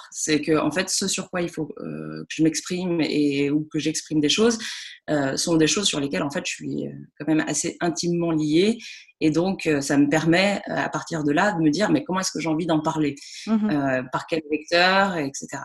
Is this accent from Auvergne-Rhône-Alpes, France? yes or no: yes; Lyon, Auvergne-Rhône-Alpes, France; now in Toulouse, France; Mais euh, j'ai grandi à Lyon et, ensuite j'ai fait mes études entre Avignon et l'Angleterre.